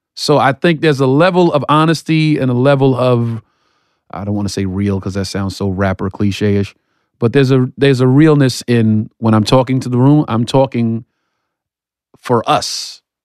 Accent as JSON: {"language": "English", "town": "New York City", "region": "New York", "country": "United States", "tie": "born or raised there", "said": "I'm still from Bedford, Stuyvesant, Brooklyn"}